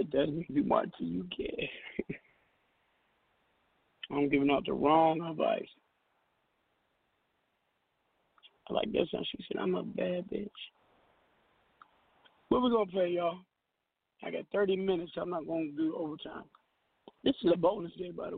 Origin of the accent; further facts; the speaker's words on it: Seattle, Washington, United States; I'm from Seattle, Washington